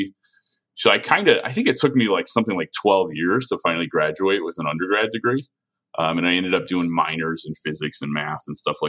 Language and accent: English; Chicago, Illinois, United States; I'm from Chicago. I have a lot of family here